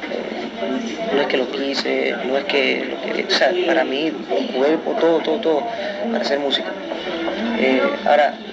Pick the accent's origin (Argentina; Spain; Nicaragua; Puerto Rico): Puerto Rico; lo hago como latino, lo hago como puertorriqueño